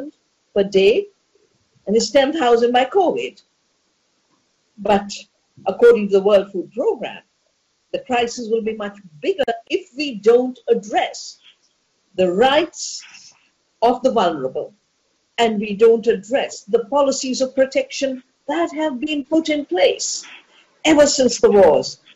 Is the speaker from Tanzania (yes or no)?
no; Dehradun, Uttarakhand, India; get locked down in my hometown, my home valley, my childhood birthplace